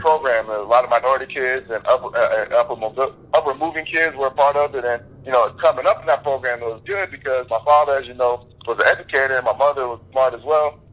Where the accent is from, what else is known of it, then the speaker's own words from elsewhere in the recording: Jacksonville, Florida, United States; I moved to Jacksonville when I was three years old.